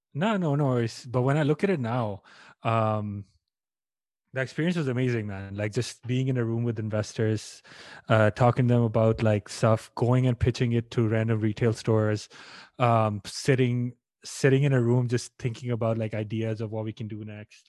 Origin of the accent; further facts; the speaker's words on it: India; moved away; I'm Indian and my, the home country is not doing well. My parents are there